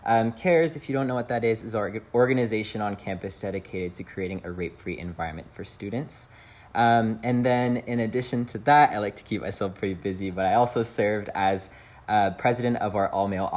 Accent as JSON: {"language": "English", "town": "San Jose", "region": "California", "country": "United States", "said": "But I'm originally from San Jose, California."}